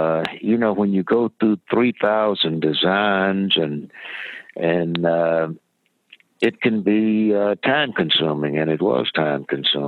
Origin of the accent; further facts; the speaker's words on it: Jackson, Mississippi, United States; I grew up here in Jackson, Mississippi, went to Tougaloo College, went to Ole Miss Law School, been a lawyer for 53 years